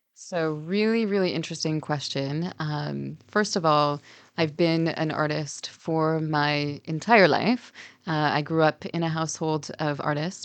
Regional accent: Canada; I grew up in Canada. Both of my parents emigrated from the U S

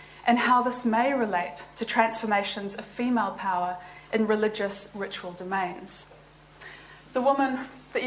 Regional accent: New Zealand; moved away as an adult; also born or lived in Liverpool; now in Oxford, United Kingdom; I'm actually from New Zealand

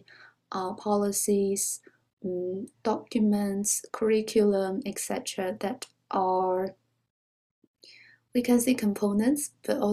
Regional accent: China; moved away as an adult; also born or lived in Beijing, China; now in Oxford, United Kingdom; I was born in China and was educated there

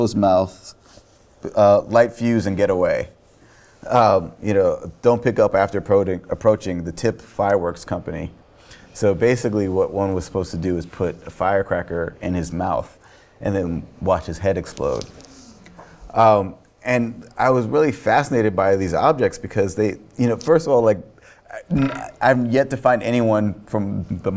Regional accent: New York, United States; also born or lived in Virginia; people ask me where I'm from, and I'll say New York, and they'll say, "Well, where are you from before that?" And I'm like, "Yeah, Virginia, I guess."

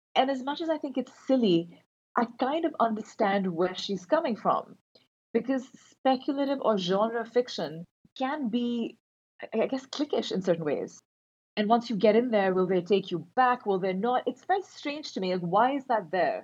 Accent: Karachi, Sindh, Pakistan; moved away as an adult; also born or lived in Montreal; I grew up in Karachi. I was born and raised there.

